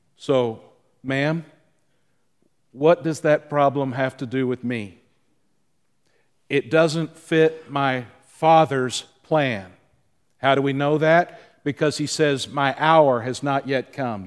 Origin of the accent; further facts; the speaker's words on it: the South, United States; you and I, growing up in the South